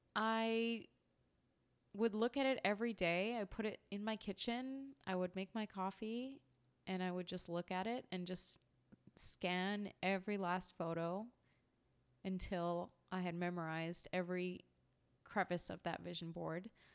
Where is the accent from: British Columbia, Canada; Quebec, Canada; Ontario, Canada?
British Columbia, Canada; small town an hour east of Vancouver; moved away as an adult; also born or lived in Manhattan, New York; now in New York, United States; I grew up in a small town about an hour east of Vancouver, British Columbia. Spent the first thirty years of life in Canada as a Canadian.